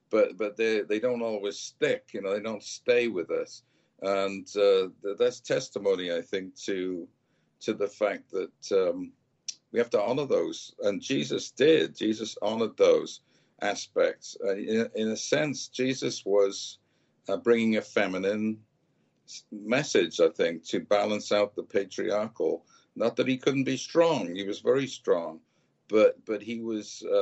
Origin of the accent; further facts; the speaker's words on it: Wales, United Kingdom; I'm from Wales